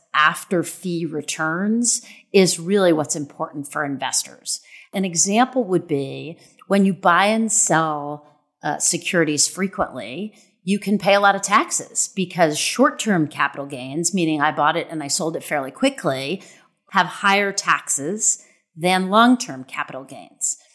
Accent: Kansas City, Missouri, United States; my hometown, Union Station

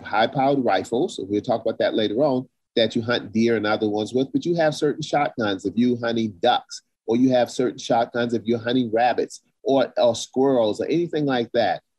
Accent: South Carolina, United States; in the South, where I grew up in South Carolina

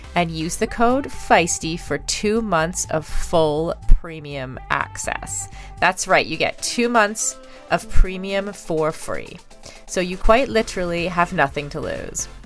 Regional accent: Canada; I'm Canadian

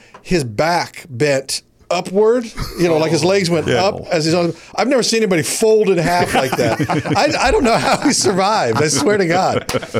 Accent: Kansas City, Missouri, United States; Kansas City.

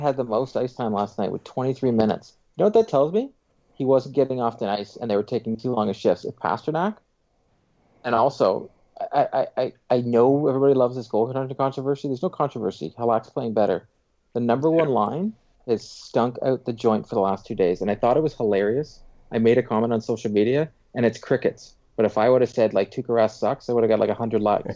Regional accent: Pickering, Ontario, Canada; where I grew up in Pickering was terrible

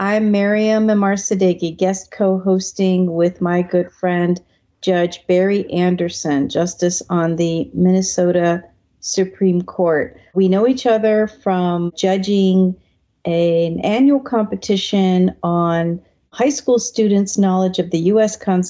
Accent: Iran; now in United States; I'm originally from Iran, came to the United States during the revolution in 1979.

